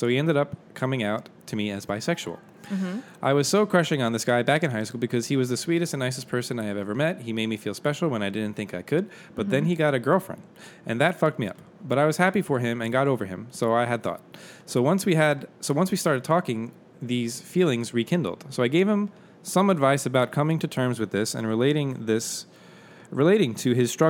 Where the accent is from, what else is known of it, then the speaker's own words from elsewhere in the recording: Texas, United States; I'm from Texas, so we ain't So we say ain't and y'all here.